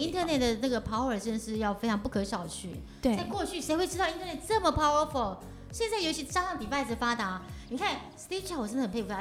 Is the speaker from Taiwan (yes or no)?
yes; Taiwan; 我们台湾人类的这个基因的feature， 叫D N A feature， 是全世界第二多的